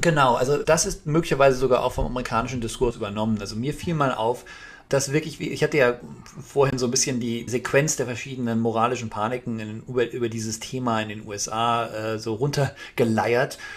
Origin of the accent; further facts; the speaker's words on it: Germany; ich rede jetzt mal als Deutscher